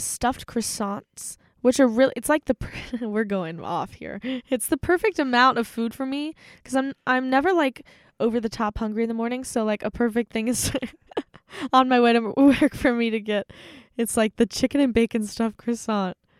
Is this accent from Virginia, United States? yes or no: no; Maryland, United States; moved away as an adult; now in Steubenville, United States; there's one in my hometown, so every time I go home to visit